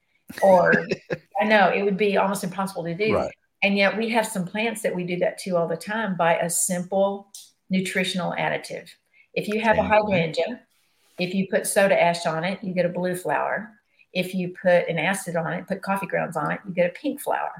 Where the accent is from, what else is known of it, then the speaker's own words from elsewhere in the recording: Corpus Christi, Texas, United States; I come from Corpus